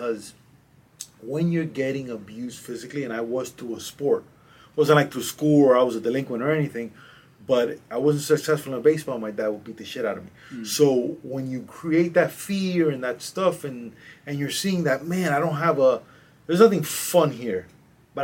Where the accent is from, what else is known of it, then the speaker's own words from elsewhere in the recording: Cuba; moved away; also born or lived in Madrid, Spain / Miami, United States; I'm from a little island called Cuba, which is 90 miles south from here. I was born in Cuba